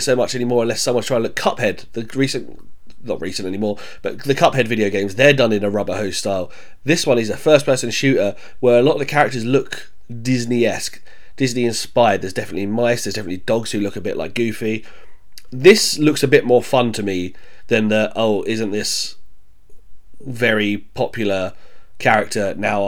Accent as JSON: {"language": "English", "town": "Croydon", "region": "London", "country": "United Kingdom", "tie": "born or raised there", "also_born_or_lived": "Bromley", "said": "I grew up in South London, Croydon, spent a lot of time in Bromley as well."}